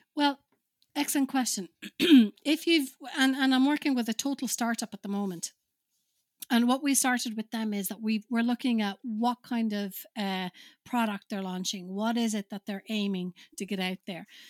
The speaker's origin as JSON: {"language": "English", "country": "Finland", "moved": "yes", "said": "I'm originally from Finland"}